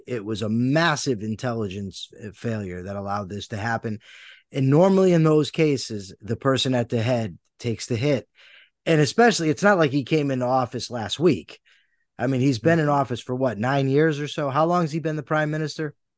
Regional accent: United States; my vantage point as an American

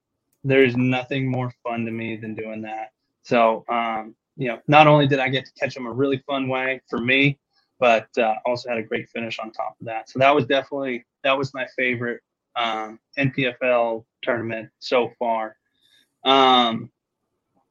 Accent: California, United States; moved away; growing up on the West Coast

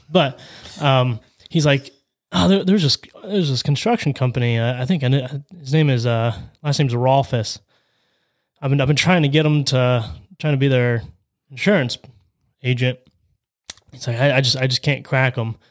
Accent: Salineville, Ohio, United States; I was born and raised in Saline, Ohio

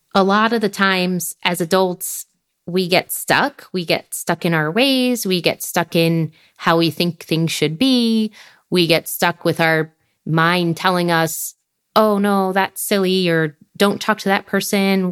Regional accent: United States; moved away as an adult; now in France; being from the U S

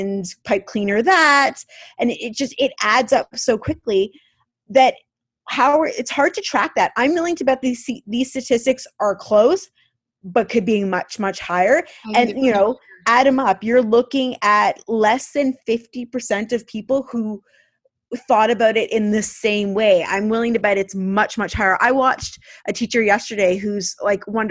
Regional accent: Canada; being Canadian teachers

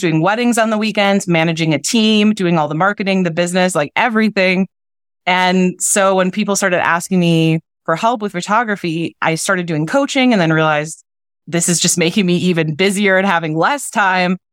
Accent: Wisconsin, United States; I'm from Wisconsin

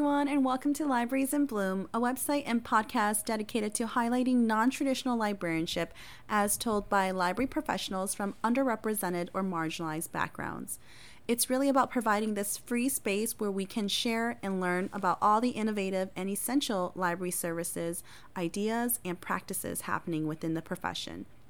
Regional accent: Appleton, Wisconsin, United States; first language Hmong; English is a second language; also born or lived in Thailand; I was born in a refugee camp in Thailand. My family and I moved to the United States and resettled in Appleton, Wisconsin, and I've called it home since then

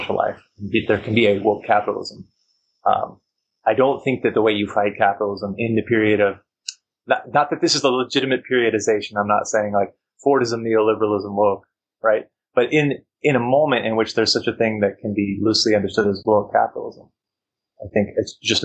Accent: Texas, United States; now in California, United States; I'm from Texas

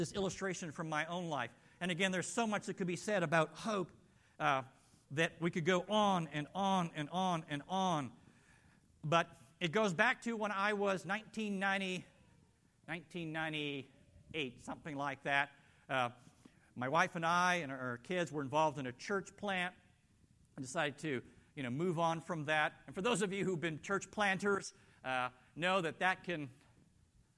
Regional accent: Canada; moved away; being Canadian

